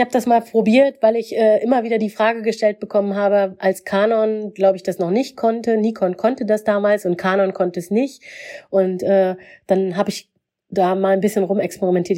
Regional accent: Mecklenburg-Vorpommern, Germany; ich bin in Mecklenburg aufgewachsen

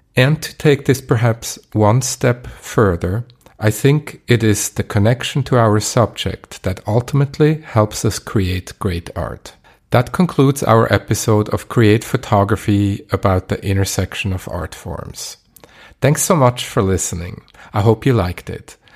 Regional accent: Basel, Basel-Stadt, Switzerland; my hometown, Basel

